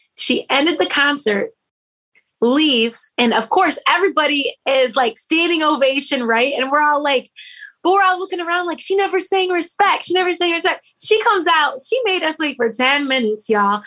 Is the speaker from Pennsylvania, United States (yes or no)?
no; Grand Rapids, Michigan, United States; I have been born and raised in Grand Rapids, Michigan